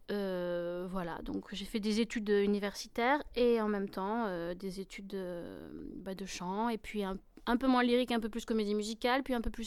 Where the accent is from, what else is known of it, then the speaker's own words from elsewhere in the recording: Avignon, Provence-Alpes-Côte d'Azur, France; also born or lived in Arles; moi, j'ai grandi dans le sud, à, dans le sud à Arles et puis à Avignon.